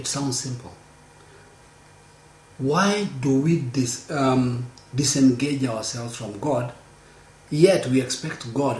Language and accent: English; Kenya; You know, I am a Kenyan.